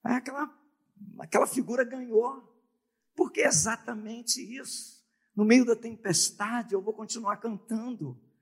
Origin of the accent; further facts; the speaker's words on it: Brazil; nós somos é, brasileiros